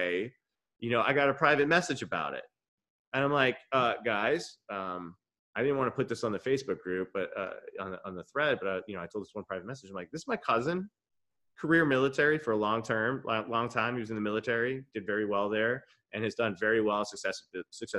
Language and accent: English; Levittown, New York, United States; moved away; also born or lived in Boston; coming from the small town of Levittown, Long Island, the original suburb